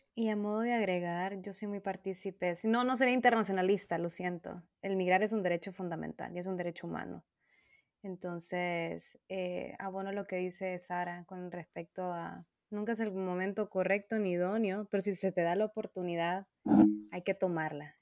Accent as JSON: {"language": "Spanish", "country": "Honduras", "moved": "as an adult", "said": "en mi país eh, nacional, de donde soy, ¿no? De Honduras"}